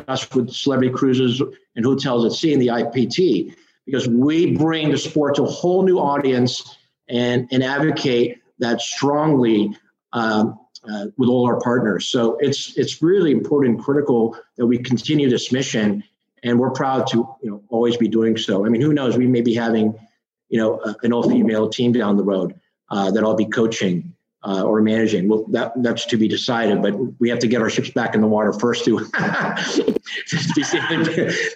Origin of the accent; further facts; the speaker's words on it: Virginia, United States; I grew up in Virginia. I had horses in Virginia, as everybody did in my community